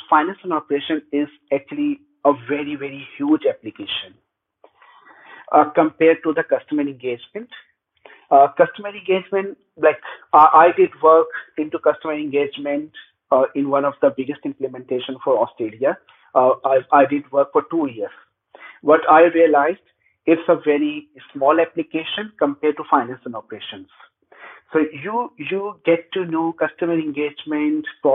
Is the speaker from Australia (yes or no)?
no; Pakistan; moved away; I'm originally from Pakistan